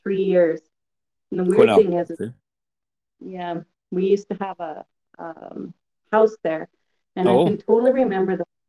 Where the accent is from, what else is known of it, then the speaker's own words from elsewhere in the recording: Quesnel, British Columbia, Canada; I was born in Quesnel, BC. Quesnel.